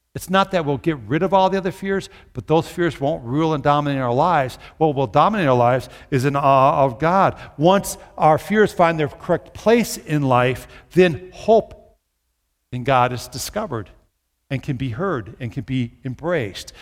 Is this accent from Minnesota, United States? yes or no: yes; Minnesota, United States; now in Brookings, United States; my childhood where I grew up in Minnesota